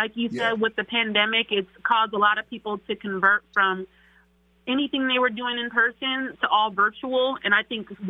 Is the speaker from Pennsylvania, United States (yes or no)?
no; Seattle, Washington, United States; also born or lived in East St. Louis, Illinois; I've been in Seattle since I was 7.